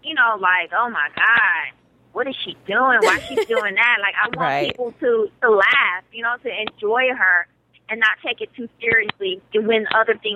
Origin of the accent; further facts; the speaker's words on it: Dallas, Texas, United States; I'm from Dallas, Texas. I was raised by guys